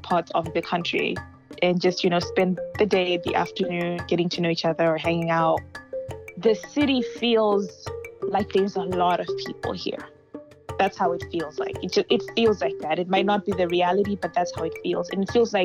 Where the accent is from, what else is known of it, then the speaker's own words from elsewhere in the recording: Harare, Zimbabwe; moved away as an adult; now in United States; I am from Zimbabwe, Harare, specifically where I'm from. And I was born and raised there for 19 years